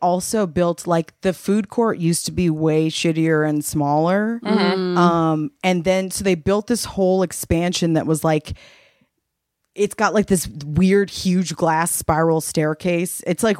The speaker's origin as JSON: {"language": "English", "region": "California", "country": "United States", "said": "because we're all from California, that it's way more common for us that like you just went to the movies to do that because we didn't have basements."}